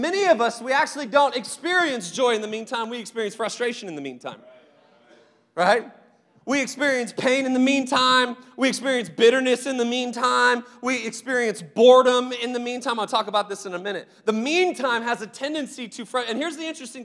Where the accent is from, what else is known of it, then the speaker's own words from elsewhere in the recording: Seattle, Washington, United States; moved away; also born or lived in Phoenix; I grew up in Seattle for the most part